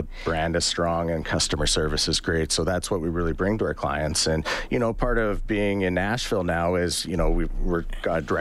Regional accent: Edmonton, Alberta, Canada; I grew up in Edmonton, born and raised

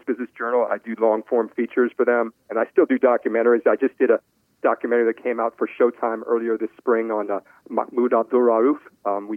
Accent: Chevy Chase, Maryland, United States; Well, I grew up in Chevy Chase. I went to Rollingwood Elementary School

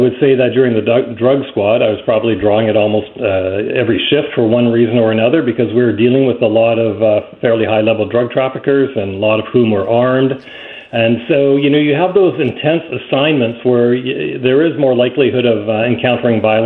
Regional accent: Vancouver, British Columbia, Canada; I grew up in East Vancouver, not far from the P&E

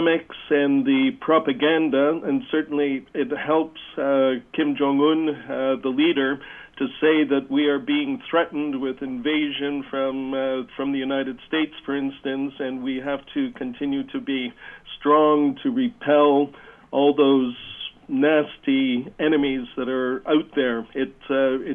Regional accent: Hamilton, Ontario, Canada; moved away; I grew up in Hamilton and went to St. Patrick's and Cathedral Boys High School

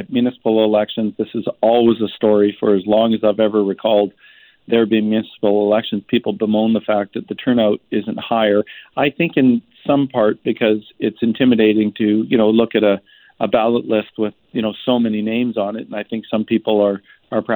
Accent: Vancouver, British Columbia, Canada; I was born and raised in Vancouver

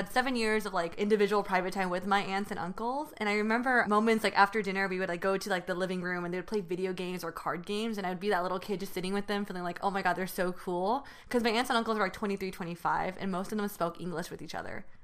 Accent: Union City, California, United States; first language Mandarin and Taiwanese; English is a second language; I grew up in Northern California in Union City

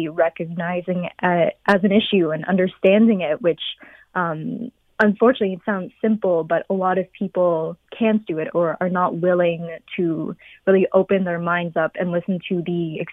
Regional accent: London, United Kingdom; growing up in London as a Chinese woman

